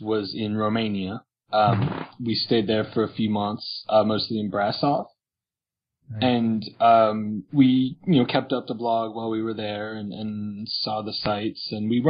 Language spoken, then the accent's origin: English; East Coast, United States; Our families, you know, we're both from the East Coast, so most people were able to make it.